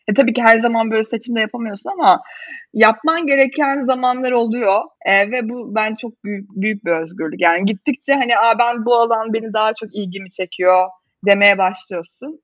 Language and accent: Turkish; Bursa, Turkey; moved away as an adult; now in Istanbul, Turkey; Bursalıyım normalde İstanbul'a okumak için gelmiştim.